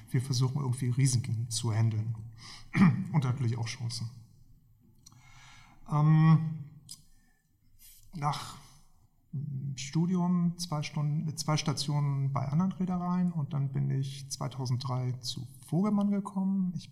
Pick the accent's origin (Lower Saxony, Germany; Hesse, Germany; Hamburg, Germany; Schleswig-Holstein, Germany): Hamburg, Germany; Ich bin in Hamburg aufgewachsen, im Westen, wenige Meter von der Elbe weg, also seit frühester Kindheit gesegelt.